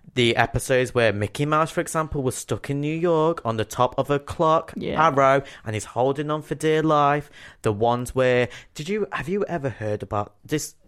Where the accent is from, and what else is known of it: Nottingham, East Midlands, United Kingdom; born or raised there; accent: Nottingham